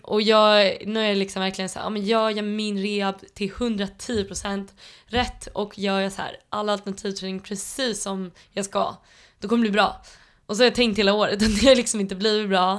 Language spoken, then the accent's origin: Swedish; Tullinge, Stockholm County, Sweden; jag är uppväxt ute i Tullinge